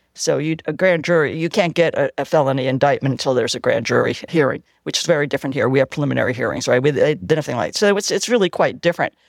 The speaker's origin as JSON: {"language": "English", "town": "New York City", "region": "New York", "country": "United States", "tie": "born or raised there", "also_born_or_lived": "Cleveland, Ohio", "moved": "yes", "lives_now": "Alameda, United States", "said": "I grew up in the Lower East Side of Manhattan"}